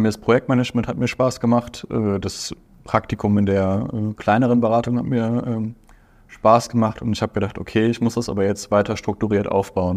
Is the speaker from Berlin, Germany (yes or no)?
no; Aachen, North Rhine-Westphalia, Germany; Ich komme aus Aachen.